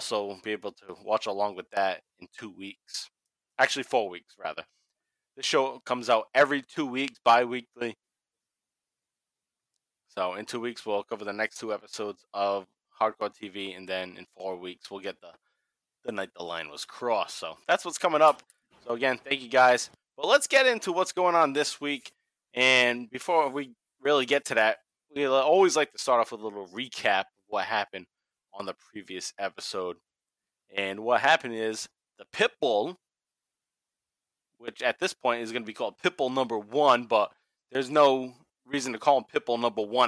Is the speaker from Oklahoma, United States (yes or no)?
no; Massachusetts, United States; We're from Massachusetts